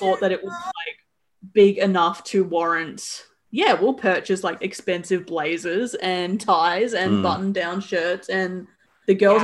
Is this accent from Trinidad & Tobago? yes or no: no; Australia; as an Australian